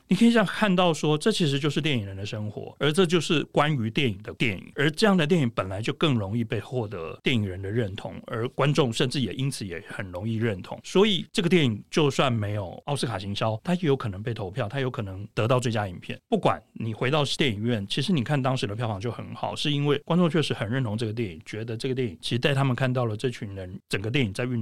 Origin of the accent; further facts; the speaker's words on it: Tainan, Taiwan; 我在台南长大